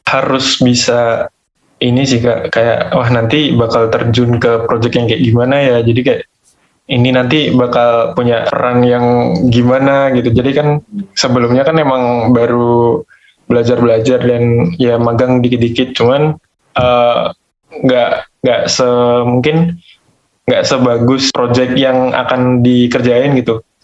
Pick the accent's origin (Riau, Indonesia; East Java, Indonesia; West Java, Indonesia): East Java, Indonesia; Magetan; Uh, asalnya dari Magetan, Jawa Timur Kak.